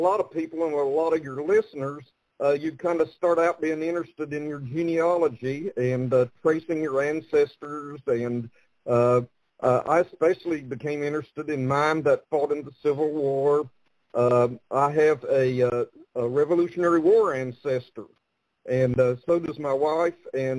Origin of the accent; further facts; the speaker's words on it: Mingo County, West Virginia, United States; I grew up in Mingo County, just across the Tug Fork of the Big Sandy